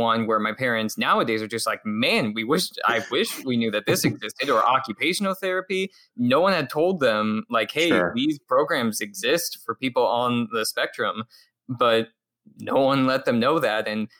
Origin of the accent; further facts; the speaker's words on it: Phoenix, Arizona, United States; also born or lived in Washington State; I grew up in the Phoenix area of Arizona. So I am originally from Washington State, but I moved down here to the Valley when I was about 5 years old.